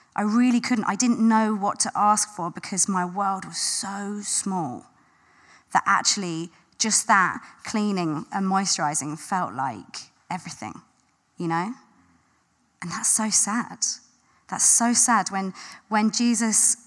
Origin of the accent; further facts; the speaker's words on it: London, United Kingdom; I grew up in South London.